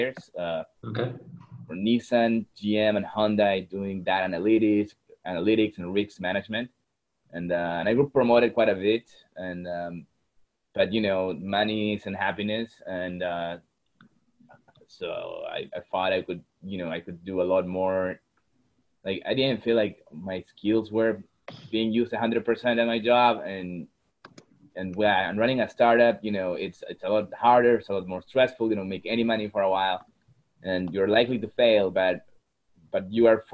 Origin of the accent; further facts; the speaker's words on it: Peru; moved away; also born or lived in Texas, United States; I was born in Texas, but I grew up in Peru because that's where my dad is from